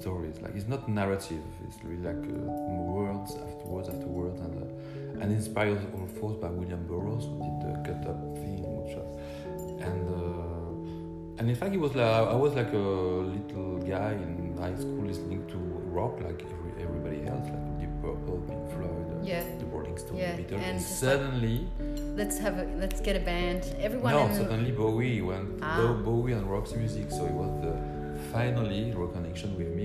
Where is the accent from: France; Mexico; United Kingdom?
France; Lyon, Auvergne-Rhône-Alpes; English is a second language; also born or lived in Morocco; Lyon is my hometown. I was born in Morocco, but 5 years old, went to Lyon in France